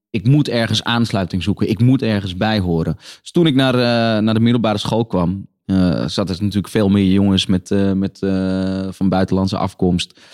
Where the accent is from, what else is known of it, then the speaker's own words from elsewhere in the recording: Netherlands; accent: Hollands; Maar mijn, mijn accent die, Willem P. ja, die verklapt, niet, uh, verklapt wel gewoon een oer-Hollandse achtergrond.